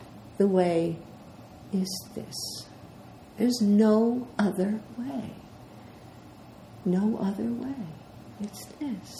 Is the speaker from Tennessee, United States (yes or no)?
no; New York City, New York, United States; I'm from the Bronx